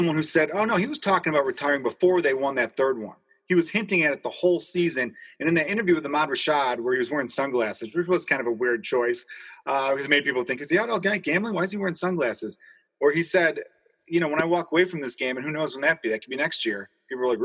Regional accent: Chicago, Illinois, United States; I grew up in Chicago during the 90s

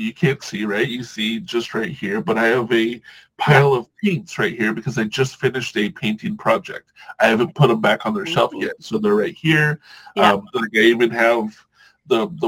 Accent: Southern California, United States; also born or lived in Hawaii / Washington; I grew up in Southern California

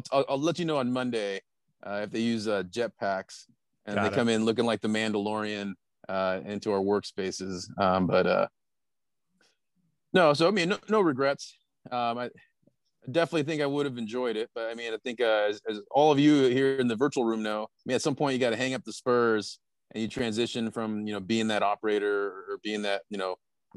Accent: San Diego, California, United States; I was born and raised in San Diego

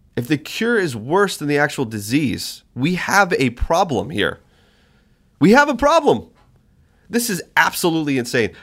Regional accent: New Hampshire, United States; now in Alaska, United States; my home state, New Hampshire. Was my home state

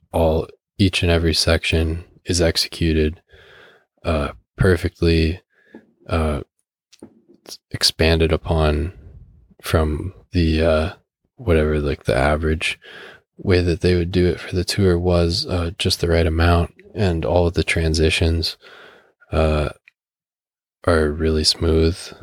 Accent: Canada; as a Canadian

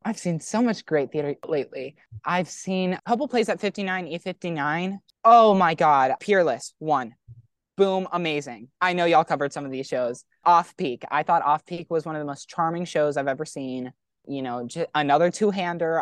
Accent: Texas, United States; moved away as an adult; I'm from Texas

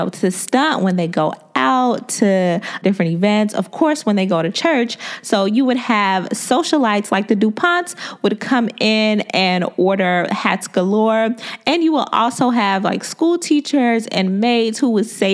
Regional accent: New York, United States; now in Atlanta, United States; I was, you know, born and raised in New York

